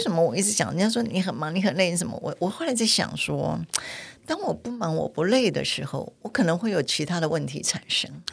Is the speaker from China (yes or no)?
no; Taipei, Taiwan; also born or lived in Sanzhi, New Taipei / Tamsui, New Taipei; 我们是从三芝搬到淡水，搬到北投，后来我就念的石牌国小